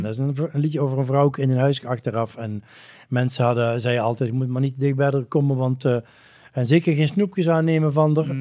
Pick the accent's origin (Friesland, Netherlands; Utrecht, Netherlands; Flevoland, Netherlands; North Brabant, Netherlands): North Brabant, Netherlands; moved away; ik ben misschien wel uit Brabant, maar Brabant is niet uit mij